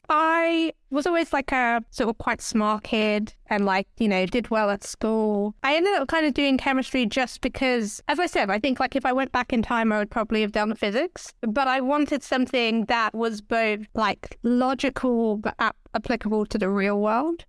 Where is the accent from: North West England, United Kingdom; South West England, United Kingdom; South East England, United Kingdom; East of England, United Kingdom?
East of England, United Kingdom; Hertfordshire; moved away as an adult; also born or lived in Enfield; now in London, United Kingdom; I grew up just north of London in a place called Hertfordshire